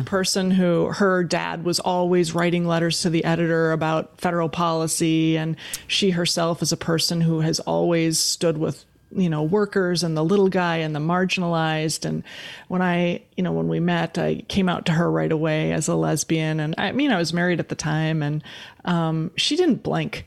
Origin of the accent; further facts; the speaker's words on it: West Bend, Wisconsin, United States; also born or lived in Green Bay, Wisconsin; we were raised in West Bend, Wisconsin